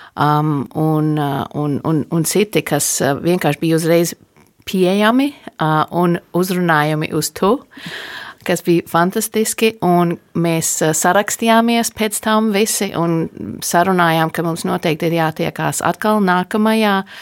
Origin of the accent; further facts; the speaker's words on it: United States; Es esmu dzimusi un augusi ASV